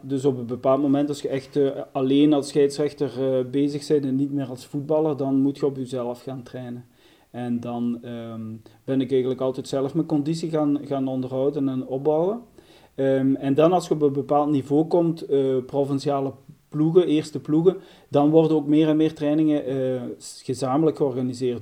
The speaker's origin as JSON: {"language": "Dutch", "area": "As, near Genk", "region": "Flanders", "country": "Belgium", "said": "ik ben afkomstig van Aspe Genk"}